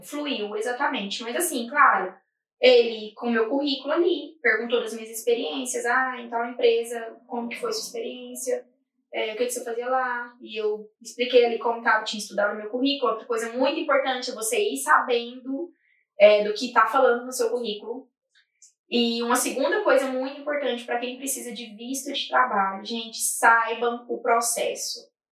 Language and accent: Portuguese; Goiás, Brazil; moved away as an adult; now in Ireland; eu sou de Goiás